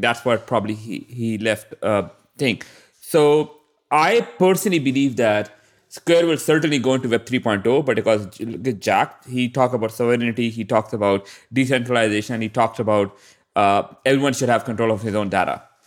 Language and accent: English; Pakistan; I'm from Pakistan